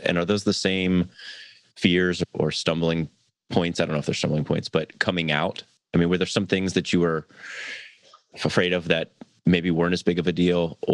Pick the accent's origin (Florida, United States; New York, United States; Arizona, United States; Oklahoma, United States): Florida, United States; I grew up in Florida